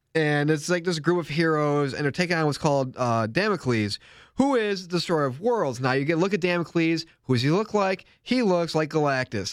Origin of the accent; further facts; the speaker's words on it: New York, United States; being a New Yorker like me